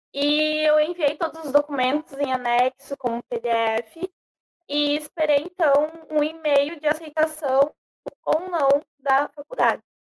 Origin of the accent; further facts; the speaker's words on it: Brazil; eu era brasileira